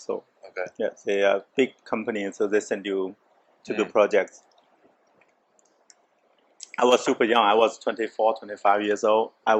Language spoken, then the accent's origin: English; Jiangsu, China; first language Chinese; English is a second language; moved away as an adult; now in Montreal, Canada; I'm from Jiangsu province, next to Shanghai though, but I'm from countryside.